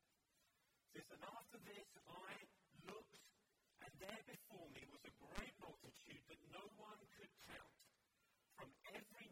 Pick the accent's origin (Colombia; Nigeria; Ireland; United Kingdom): United Kingdom; London; I grew up in London